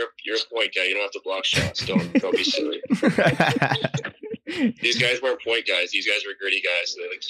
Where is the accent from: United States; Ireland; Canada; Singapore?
Canada; Western Canada; moved away; I grew up in Western Canada